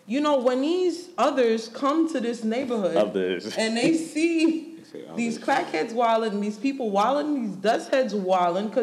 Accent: New York, United States; moved away as an adult; I'm from New York.

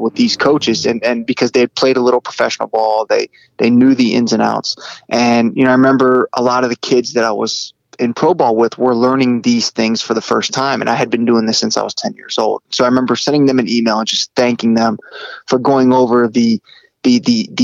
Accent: Virginia Beach, Chesapeake, Hampton Roads area of Virginia, United States; growing up in the Hampton Roads area of Virginia, the Virginia Beach, Chesapeake area

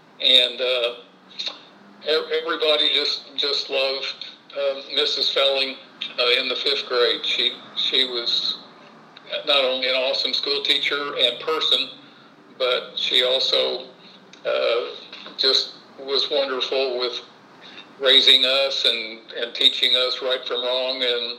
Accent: Terre Haute, Indiana, United States; I was born on June 12th of 1947. At St. Anthony Hospital in Terre Haute, Indiana.

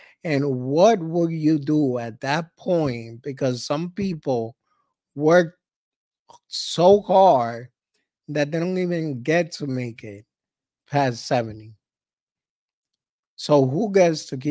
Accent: New York City, New York, United States; we grew up in Harlem.

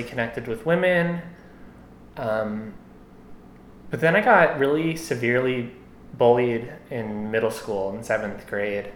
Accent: Morristown, New Jersey, United States; I grew up in Morristown, New Jersey.

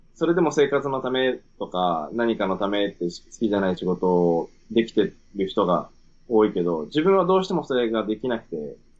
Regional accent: Sendai, Miyagi, Japan; moved away as an adult; also born or lived in Sydney, Australia; 出身仙台です

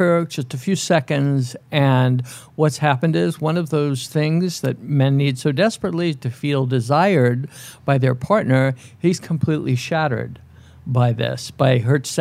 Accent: New York, United States; I grew up in New York. I lived in New York

